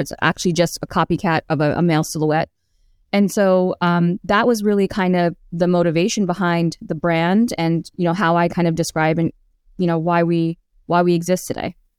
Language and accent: English; New York City, New York, United States; as a child growing up in Queens.